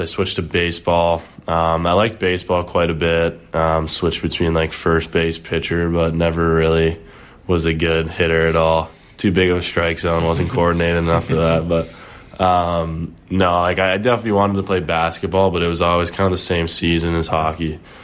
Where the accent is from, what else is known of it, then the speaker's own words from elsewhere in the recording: Wilmette, Illinois, United States; Started off at, uh, the Wilmette Braves, like my hometown team.